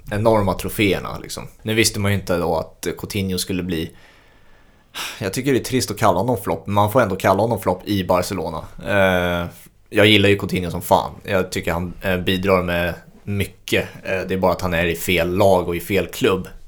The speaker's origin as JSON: {"language": "Swedish", "country": "Sweden", "said": "för mig som sticker ut som svensk"}